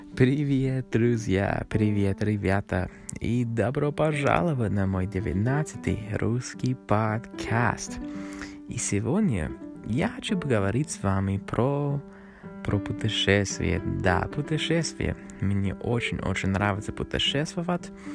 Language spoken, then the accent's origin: Russian; Canada; Russian is a second language; Канада — это мой родной, моя родная страна. Я родился здесь, в Канаде